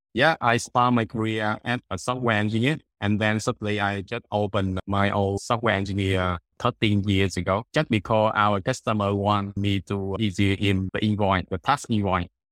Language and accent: English; Da Nang, Vietnam; I'm from Danang, Vietnam